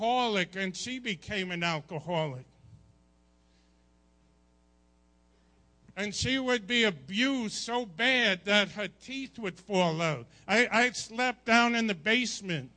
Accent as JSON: {"language": "English", "area": "Long Island", "region": "New York", "country": "United States", "tie": "born or raised there", "said": "I grew up in Long Island"}